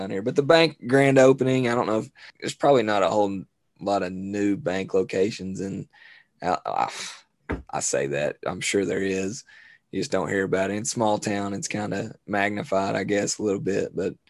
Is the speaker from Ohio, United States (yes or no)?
no; London, Kentucky, United States; Born and bred, never left. London.